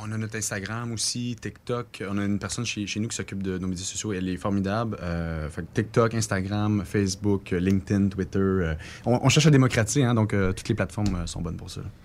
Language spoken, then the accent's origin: French; Quebec, Canada; nous, au Québec